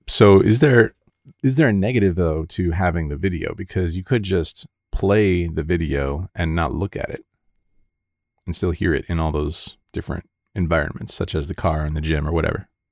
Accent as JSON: {"language": "English", "town": "Grosse Pointe", "region": "Michigan", "country": "United States", "tie": "born or raised there", "moved": "yes", "lives_now": "Las Vegas, United States", "said": "I was actually born in the suburbs"}